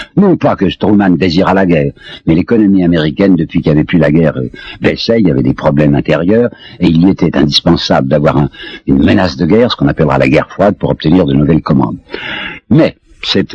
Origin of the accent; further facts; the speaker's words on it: France; je suis français